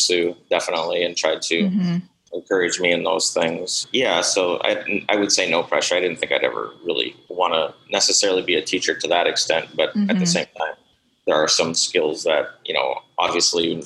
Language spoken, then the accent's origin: English; Madison, United States; also born or lived in Minneapolis–Saint Paul, Minnesota / San Francisco, California; now in Bismarck, United States; I grew up in Madison